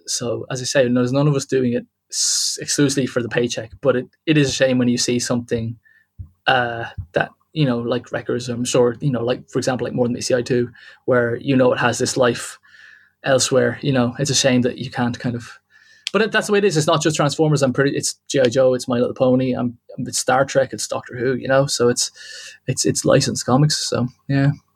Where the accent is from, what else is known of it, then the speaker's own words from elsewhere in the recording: Wexford, Leinster, Ireland; now in Dublin, Ireland; I live in Dublin, but I'm not from Dublin. Okay. I'm from. Okay. I'm from a place called Wexford, which is in the southeast of Ireland